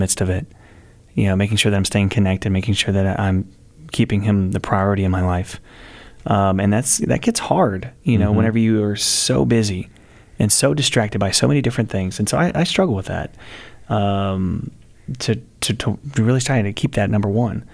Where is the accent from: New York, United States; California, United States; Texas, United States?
Texas, United States; I'm from Texas